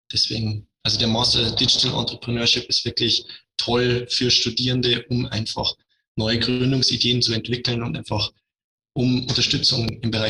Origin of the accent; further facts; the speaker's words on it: Regensburg, Bavaria, Germany; Ich bin 24 Jahre alt, ich komme aus Regensburg, aus der Umgebung. Ich lebe in Regensburg.